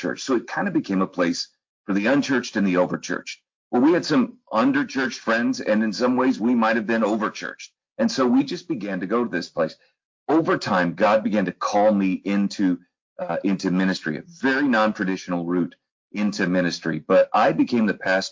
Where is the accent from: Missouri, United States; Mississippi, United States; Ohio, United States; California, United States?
Missouri, United States; St. Louis; also born or lived in Troy, Illinois / Texas; I grew up in the St. Louis area